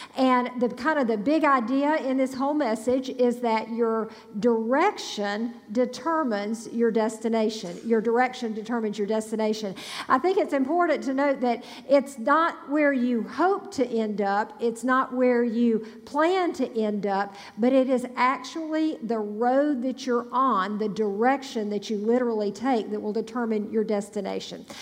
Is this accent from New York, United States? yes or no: no; Grenada, Mississippi, United States; also born or lived in Starkville, Mississippi; Grenada, Mississippi, my hometown